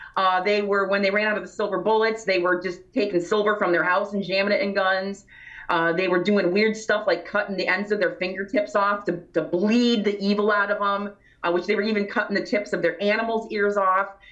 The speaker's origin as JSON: {"language": "English", "town": "Grand Haven", "region": "Michigan", "country": "United States", "tie": "born or raised there", "said": "growing up in West Michigan in the Grand Haven area"}